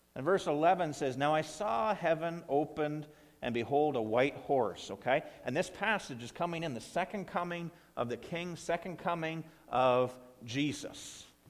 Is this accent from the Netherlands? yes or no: no; Ontario, Canada; now in Coldstream, Canada; my hometown there in, back in Ontario